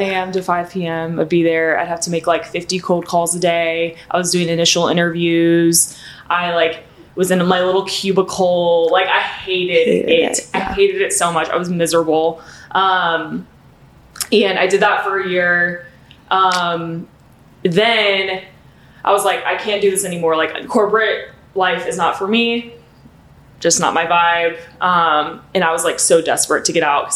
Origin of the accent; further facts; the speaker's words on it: Alpharetta, Georgia, United States; moved away as an adult; now in Nashville, United States; I'm originally from Alpharetta, Georgia